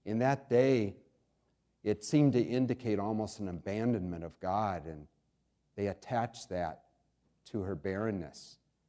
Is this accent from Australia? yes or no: no; New York, United States; also born or lived in Pennsylvania / Ohio / Indiana; now in DuPage County, United States; I was born in Pennsylvania, grew up in New York, Ohio, Indiana, traveled extensively in Asia and Europe.